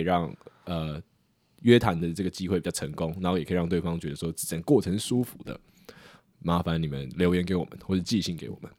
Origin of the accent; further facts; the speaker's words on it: Taiwan; 我们台湾人